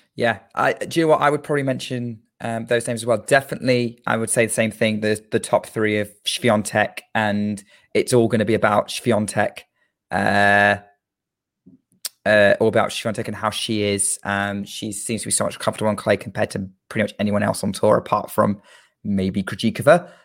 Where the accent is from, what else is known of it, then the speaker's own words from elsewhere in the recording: United Kingdom; I am a Brit